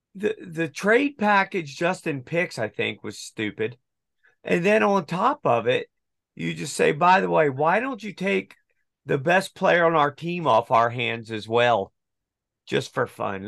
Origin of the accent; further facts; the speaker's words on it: United States; I'm actually an American